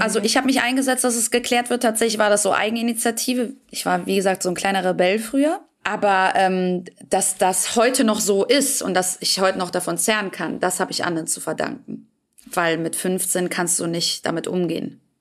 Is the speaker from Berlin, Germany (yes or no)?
no; Büsbach, North Rhine-Westphalia, Germany; Ich saß in Büsbach, das ist mein Heimatort, wo ich herkomme